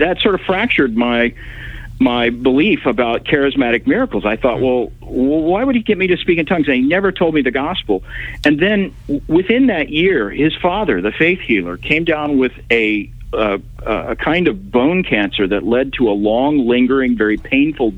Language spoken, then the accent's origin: English; Tulsa, Oklahoma, United States; I grew up in Tulsa, Oklahoma.